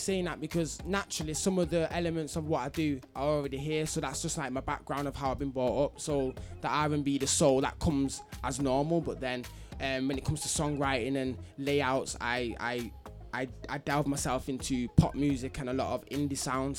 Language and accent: English; Manchester, North West England, United Kingdom; I'm from Manchester, my side. Manny, innit?